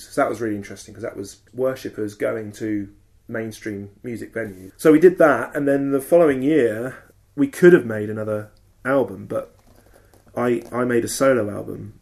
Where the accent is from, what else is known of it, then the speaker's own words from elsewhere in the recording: Southern England, United Kingdom; also born or lived in Bournemouth; Southern English men like me